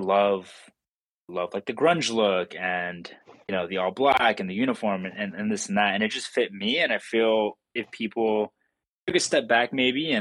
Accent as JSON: {"language": "English", "town": "San Francisco", "region": "California", "country": "United States", "said": "I'm from the San Francisco area"}